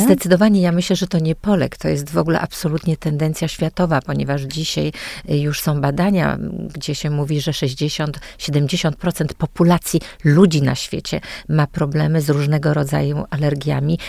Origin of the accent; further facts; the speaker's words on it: Sopot, Pomeranian Voivodeship, Poland; wyrosłam naprawdę we wspaniałym domu